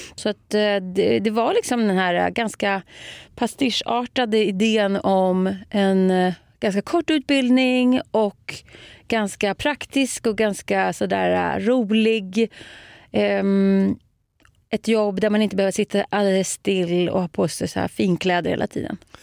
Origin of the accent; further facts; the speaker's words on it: Nykvarn, Stockholm County, Sweden; first language Swedish; moved away as an adult; also born or lived in Södertälje / Paris / Tyresö; Nynkan, där är jag born and raised